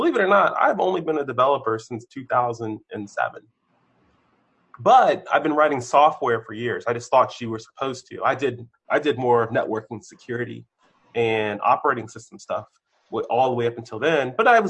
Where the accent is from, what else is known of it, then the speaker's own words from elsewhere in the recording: Maryland, United States; also born or lived in Germany; I grew up, so I was a military brat, born somewhere in the United States on a military base, occupied Germany for a few years, and then came back here to Maryland, and I've been in Maryland and other places since the 80s.